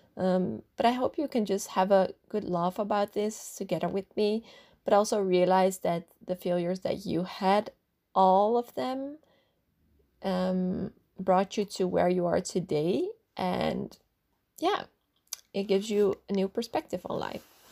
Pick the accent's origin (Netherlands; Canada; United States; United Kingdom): Netherlands; I grew up in the Netherlands